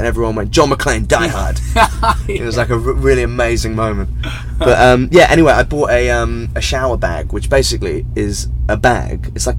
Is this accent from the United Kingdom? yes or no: yes; England, United Kingdom; Just because I'm English